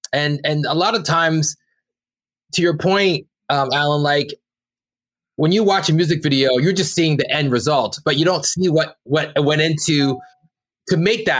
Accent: Brampton, Ontario, Canada; we're two kids from Brampton, Ontario, that went out to, you know, make art that broke out to the world

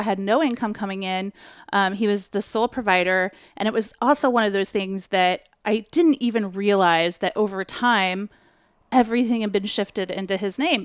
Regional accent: Portland, Oregon, United States; you're in my hometown

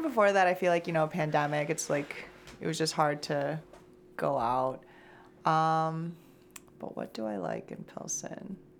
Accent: Shanghai, China; now in United States; I'm from Shanghai

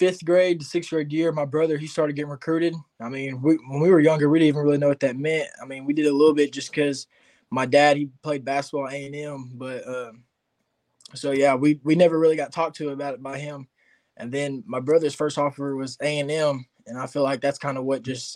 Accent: Texarkana, Texas, United States; born or raised there

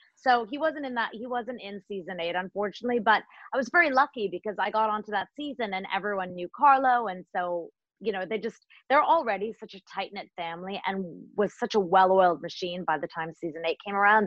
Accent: Toronto, Ontario, Canada; also born or lived in India / Africa / London; I was born in India and I lived, I grew up in Africa and London, and then I came to Canada when I was almost seven to Toronto.

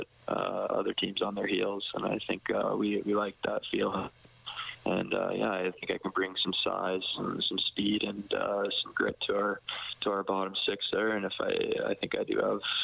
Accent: Edmonton, Alberta, Canada; in my hometown

